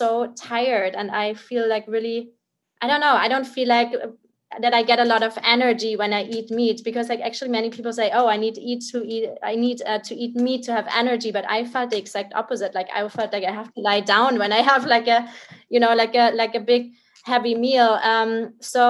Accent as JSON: {"language": "English", "town": "Munich", "region": "Bavaria", "country": "Germany", "tie": "born or raised there", "said": "I'm originally from Bavaria, like Munich in Germany"}